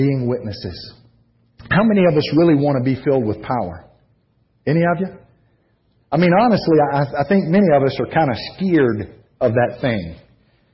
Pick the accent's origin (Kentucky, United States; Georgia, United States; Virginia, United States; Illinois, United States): Georgia, United States; I'm a pure native son of Georgia